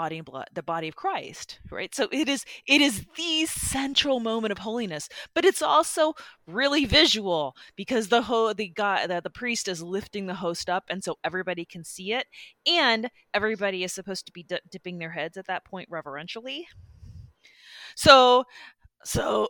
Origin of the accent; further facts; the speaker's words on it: Midwest, United States; growing up in the Midwest